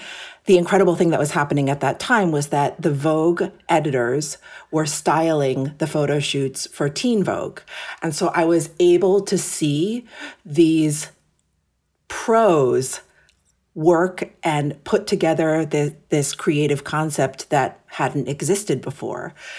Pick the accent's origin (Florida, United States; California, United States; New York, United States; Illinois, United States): New York, United States; New York City; So I am born and raised in New York City. My parents came to America from Japan in the late 60s.